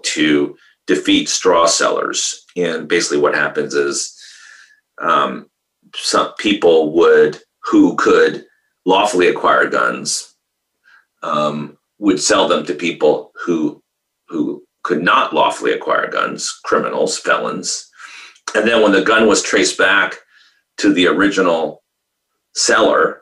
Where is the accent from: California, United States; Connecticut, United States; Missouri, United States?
Connecticut, United States; I was born in Connecticut is because my grandfather, who came to Hartford, was a ballistics engineer for Colt